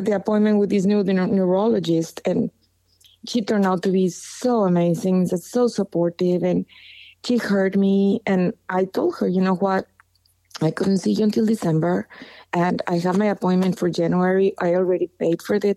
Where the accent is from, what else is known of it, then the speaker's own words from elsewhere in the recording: Monterrey, Nuevo León, Mexico; I'm from Monterrey.